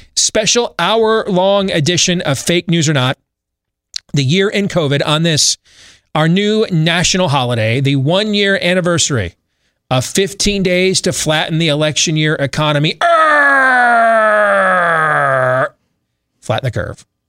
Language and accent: English; Michigan, United States; I grew up in Michigan, so I know the state very well.